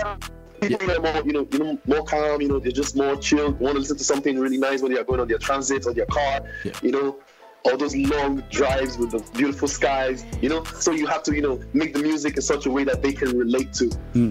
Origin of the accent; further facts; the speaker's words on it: Ughelli, Delta, Nigeria; I'm from Ugeli, very close to Warri.